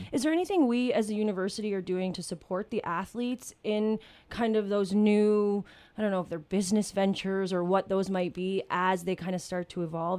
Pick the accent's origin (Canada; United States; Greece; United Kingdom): Canada; New Brunswick; I'm actually from New Brunswick